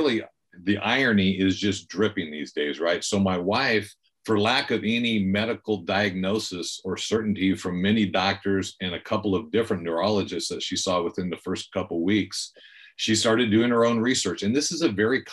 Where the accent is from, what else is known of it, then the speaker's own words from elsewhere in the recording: Bakersfield, California, United States; moved away as an adult; also born or lived in Los Angeles, California / Green Bay, Wisconsin; now in Bend, United States; I grew up in Bakersfield, California